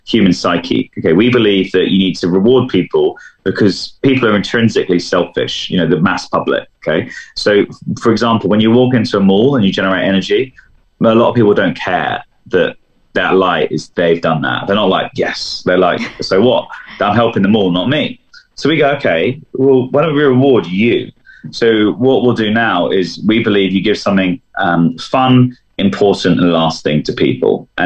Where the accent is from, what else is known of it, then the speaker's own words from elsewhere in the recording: London, United Kingdom; as a Londoner